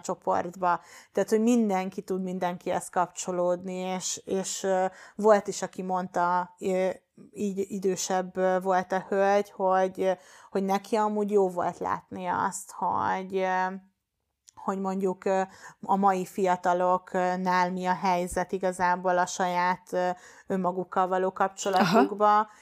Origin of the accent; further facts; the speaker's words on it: Baja, Bács-Kiskun, Hungary; moved away; Én bajai vagyok eredetileg, és ott egy egyesülethez kerültem be